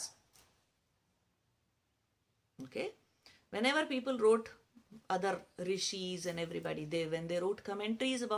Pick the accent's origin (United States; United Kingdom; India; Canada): India; it's perfectly valid in our culture to teach kids how to fast since childhood.